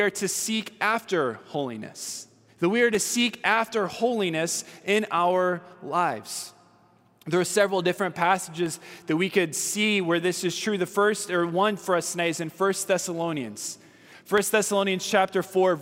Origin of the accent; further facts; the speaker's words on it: California, United States; I'm from California